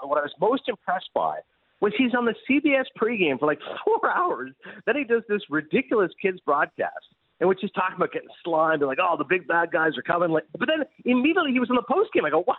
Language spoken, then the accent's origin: English; Kingston, Ontario, Canada; now in United States; growing up in Kingston, Ontario